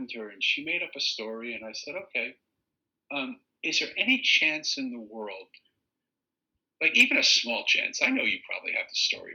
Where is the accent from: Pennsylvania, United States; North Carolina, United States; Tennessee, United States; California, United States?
Pennsylvania, United States; Philadelphia; accent: Eastern; because I was from Philly, and because I have this sort of Eastern accent, and I sort of have this New York way about me